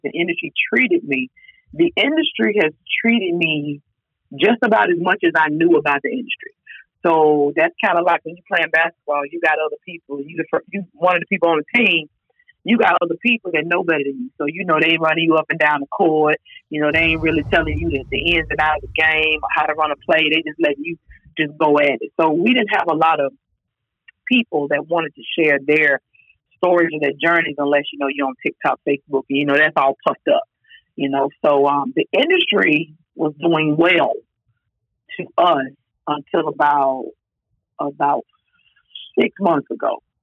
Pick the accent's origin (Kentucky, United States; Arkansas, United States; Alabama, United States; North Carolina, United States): North Carolina, United States; Durham; also born or lived in Richmond, Virginia; I was born in Richmond, Virginia, but I've been in North Carolina since I was three.